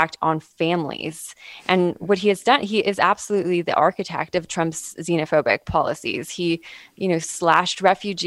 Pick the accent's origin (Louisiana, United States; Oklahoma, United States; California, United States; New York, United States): California, United States; Southern; growing up in Southern California at the same time as Stephen Miller